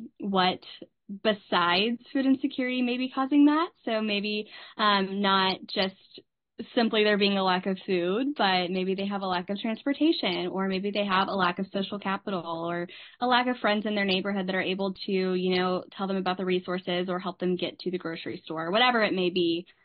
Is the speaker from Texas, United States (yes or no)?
yes; Dallas, Texas, United States; moved away as an adult; now in Mississippi, United States; like she just said, and I'm from Dallas, Texas, but I went to undergrad at the University of Mississippi